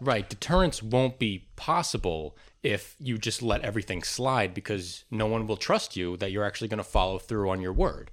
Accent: United States; As an American

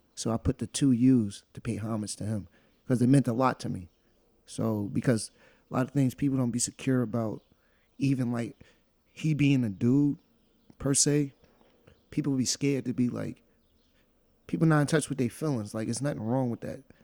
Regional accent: New York, United States; also born or lived in Monticello; we're from New York

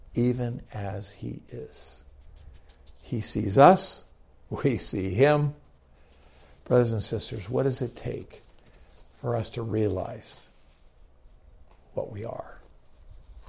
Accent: United States; I'm an American.

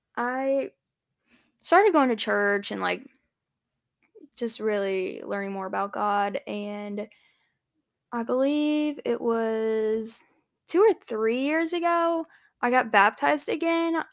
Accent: Hanahan, South Carolina, United States; moved away as an adult; also born or lived in Johnson City, Tennessee; I'm from Charleston, South Carolina, actually Hanahan, but nobody knows what that is unless you're from around there

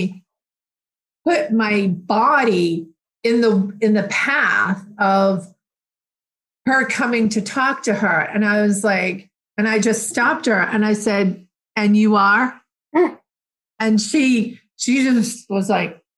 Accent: Plainville, Massachusetts, United States; I grew up in Plainville

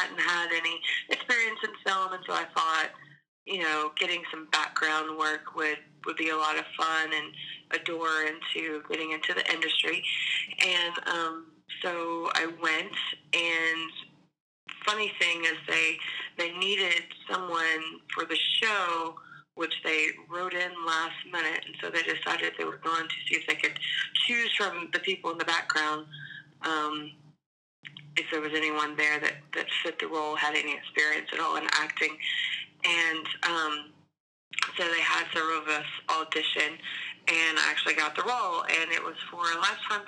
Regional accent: Atlanta, Georgia, United States; moved away as an adult; also born or lived in Alabama; I grew up in Atlanta

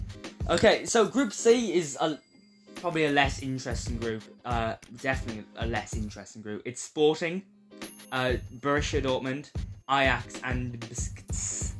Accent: North Macedonia; Of course, we're from North Macedonia, so

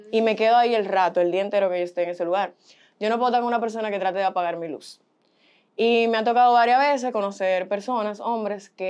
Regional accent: Boston, Massachusetts, United States; born there; yo tengo padres dominicanos eh, nací en Boston y me criaron aquí y allá.

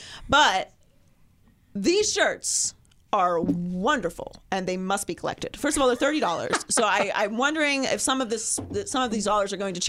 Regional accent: Pittsburgh, Pennsylvania, United States; I'm born and raised in Pittsburgh, Pennsylvania

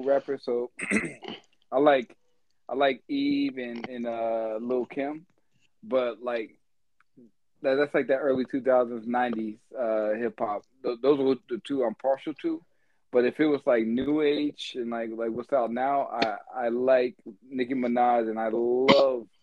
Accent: the South, United States; We're from the South

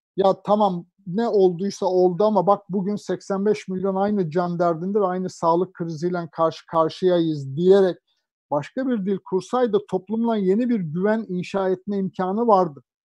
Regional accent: Anatolia, Turkey; also born or lived in Ankara; now in Istanbul, Turkey; Yani ben de Anadolu'da bir terzi babanın çocuğuyum.

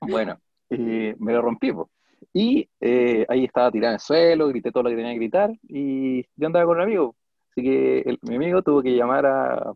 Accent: Puente Alto, Santiago Metropolitan Region, Chile; soy de Puente Alto

